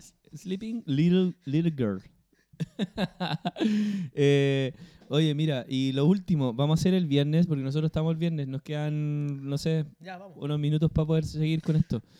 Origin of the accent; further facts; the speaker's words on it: Chile; como chileno promedio